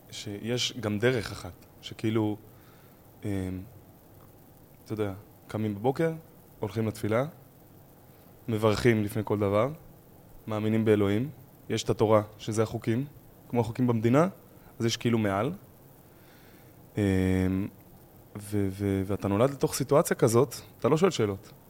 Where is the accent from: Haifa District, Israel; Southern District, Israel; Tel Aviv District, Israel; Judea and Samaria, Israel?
Judea and Samaria, Israel; Tal Menashe; אני מטל מנשה, זה יישוב בצפון השומרון, אה, אזור ואדי ערה, וגדלתי שם בעצם.